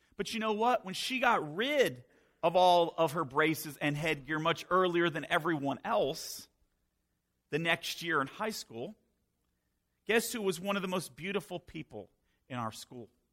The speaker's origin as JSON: {"language": "English", "region": "Northern Virginia", "country": "United States", "tie": "born or raised there", "also_born_or_lived": "Florida / Minnesota / Maryland", "moved": "as an adult", "lives_now": "Pennsylvania, United States", "said": "I was born and raised in Virginia, Northern Virginia"}